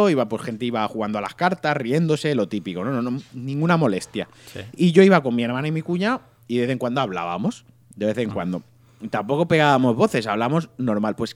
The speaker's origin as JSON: {"language": "Spanish", "country": "Spain", "said": "Entonces se creen que somos sudamericanos y cuando les decimos, ahora es que soy de España, ya cambian y ya te tratan mejor."}